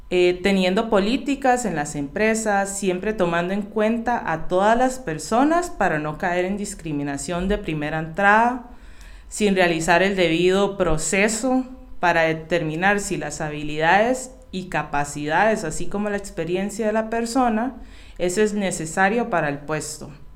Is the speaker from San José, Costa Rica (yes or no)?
yes; San José, Costa Rica; now in Alajuela, Costa Rica; nací en San José, y vivo en Alajuela